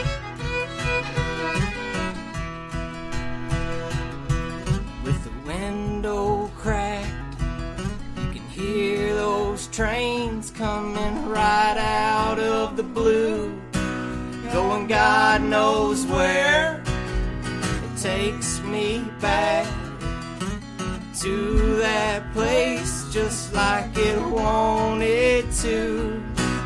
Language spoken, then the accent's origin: English; Kentucky, United States; we're from Kentucky